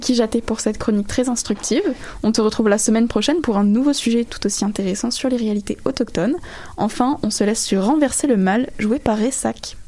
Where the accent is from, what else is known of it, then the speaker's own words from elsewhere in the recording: France; now in Quebec, Canada; je viens de France